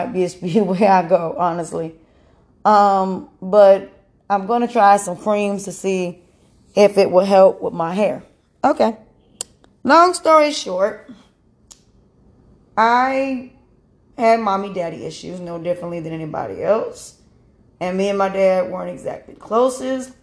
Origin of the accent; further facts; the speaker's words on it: North Carolina, United States; I'm from North Carolina